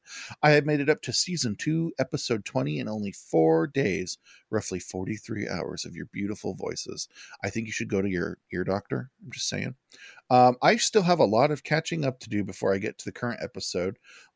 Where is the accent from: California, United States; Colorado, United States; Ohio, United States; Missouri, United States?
Colorado, United States; I'm from Colorado